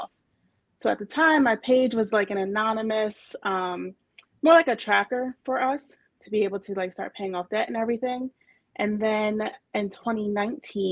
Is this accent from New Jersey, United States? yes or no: yes; New Jersey, United States; I'm from New Jersey.